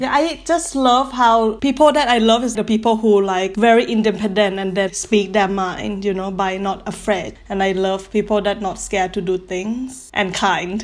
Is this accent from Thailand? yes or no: yes; Thailand; now in Paris, France; I'm from Thailand. That's why we have all long surname.